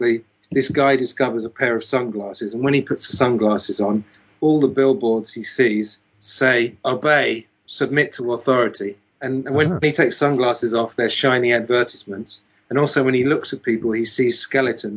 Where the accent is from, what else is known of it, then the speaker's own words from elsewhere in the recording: United Kingdom; I was brought up in Britain, so I know a fair amount about British society